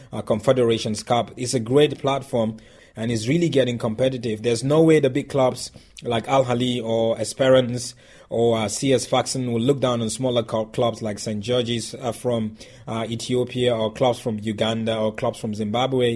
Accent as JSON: {"language": "English", "country": "Nigeria", "said": "I'm Nigerian"}